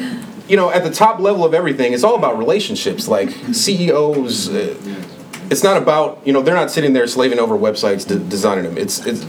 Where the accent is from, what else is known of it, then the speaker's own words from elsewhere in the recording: Milwaukee, Wisconsin, United States; I live on the north side of Milwaukee. I was raised in Milwaukee.